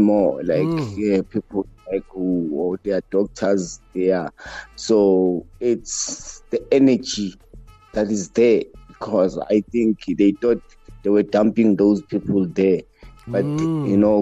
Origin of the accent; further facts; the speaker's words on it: Johannesburg, Gauteng, South Africa; I was born and bred in Soweto